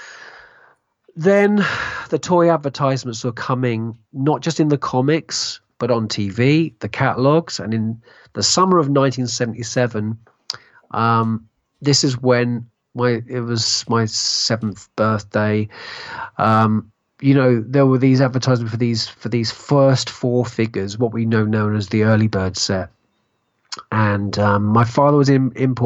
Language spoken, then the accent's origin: English; United Kingdom; I was born in Essex, East London.